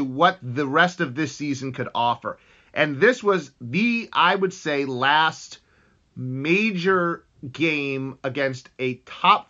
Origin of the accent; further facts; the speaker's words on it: United States; I'm from the United States